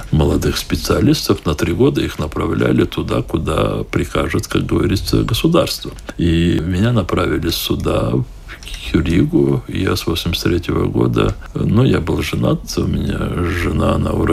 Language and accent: Russian; Crimea, Ukraine; also born or lived in Riga, Latvia; Я сказал, что я же крымский татарин, и у нас нет другого выбора, как возвращаться в Крым.